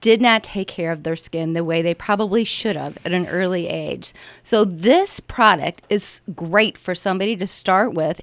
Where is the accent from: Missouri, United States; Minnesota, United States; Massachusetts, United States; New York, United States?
Missouri, United States; St. Louis; also born or lived in Orlando, Florida / St. Charles County; I'm a native of St. Louis. I was born in Orlando, Florida, but I've lived here since all my memory alive since I've been two